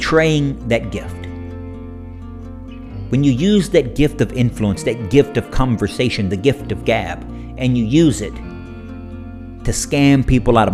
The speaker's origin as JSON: {"language": "English", "country": "United States", "said": "as Christian American parents, as Christian American adults, as Christian Americans in our communities"}